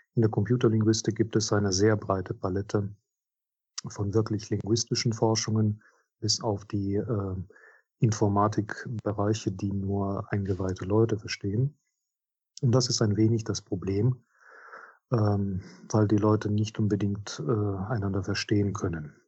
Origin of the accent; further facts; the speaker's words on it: Minsk, Belarus; German is a second language; moved away as an adult; now in Trier, Germany; in Minsk, in meiner Heimatstadt